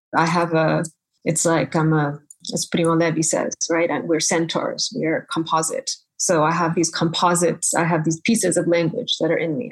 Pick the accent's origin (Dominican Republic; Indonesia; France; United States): United States; New England; first language Bengali; English is a second language; moved away as an adult; also born or lived in London; now in Rome, Italy; I grew up in New England